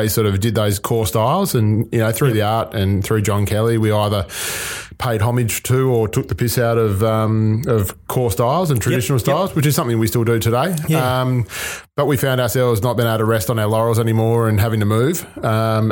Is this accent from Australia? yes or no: yes; Melbourne, Victoria, Australia; now in Tasmania, Australia; I'm originally from Melbourne